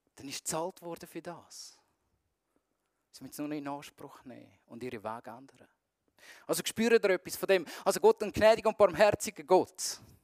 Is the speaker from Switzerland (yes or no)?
yes; Zurich, Switzerland; mich ähm, als Zürcher